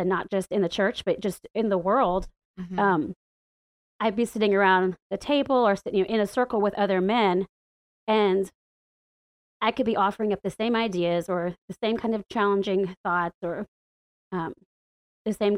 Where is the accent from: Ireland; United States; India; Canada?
United States; the Bible Belt, the South; moved away as an adult; now in Washington, D.C., United States; growing up in the Bible Belt and the buckle of the Bible Belt.